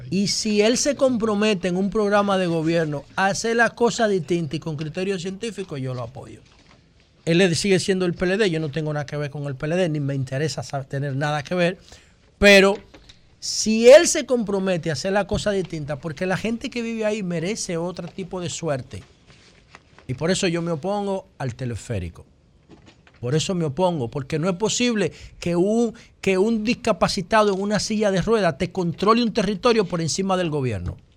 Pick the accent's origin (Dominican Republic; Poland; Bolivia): Dominican Republic; yo creo que soy el único dominicano